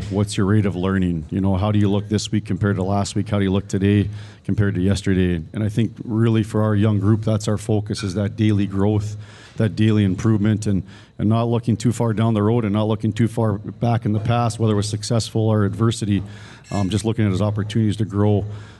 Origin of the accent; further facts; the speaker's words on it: Canada; And I came from Canada and didn't really know any better